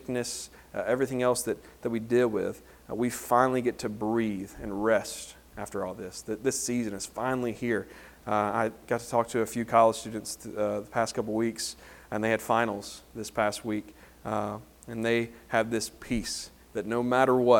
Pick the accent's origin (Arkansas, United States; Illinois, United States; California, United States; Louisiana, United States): Louisiana, United States; Homer; moved away; growing up in Homer, Louisiana